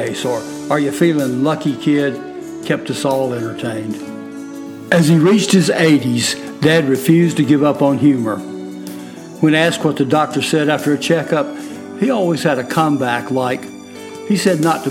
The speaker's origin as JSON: {"language": "English", "town": "Fort Mill", "region": "South Carolina", "country": "United States", "said": "I'm from Fort Mill, South Carolina"}